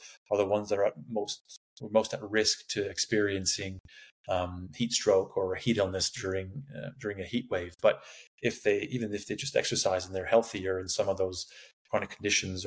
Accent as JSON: {"language": "English", "country": "Canada", "also_born_or_lived": "Sydney, Australia / Qatar", "moved": "as an adult", "lives_now": "Canberra, Australia", "said": "I'm Canadian. I don't know if you can tell by the accent, but I did my PhD in Sydney."}